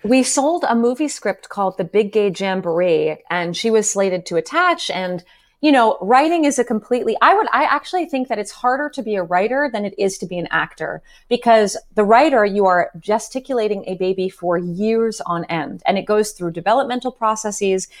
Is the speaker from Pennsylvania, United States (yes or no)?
yes; Bucks County, Pennsylvania, United States; also born or lived in Los Angeles; now in New York, United States; I grew up in Bucks County, Pennsylvania